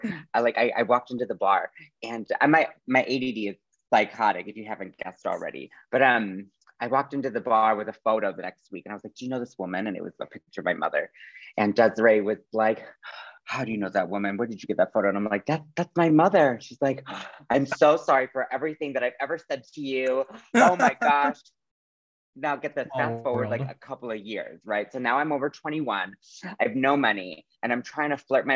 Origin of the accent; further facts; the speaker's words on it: Madison, Wisconsin, United States; moved away as an adult; also born or lived in Iowa City, Iowa / Milwaukee, Wisconsin / Phoenix, Arizona; I was born in Iowa City, Iowa. And then I had my entire elementary school, middle school, high school, and a little bit of college in Madison, Wisconsin. So I basically grew up in Wisconsin